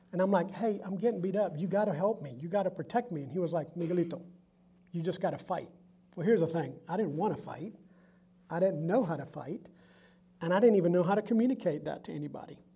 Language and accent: English; Augusta, Georgia, United States; first language Spanish; English is a second language; also born or lived in San Juan, Puerto Rico; I was born in San Juan, Puerto Rico. Notice the accent. And my parents lived in Puerto Rico until my dad got transferred to move to Augusta, Georgia when I was eight years old. And we moved there not knowing how to speak English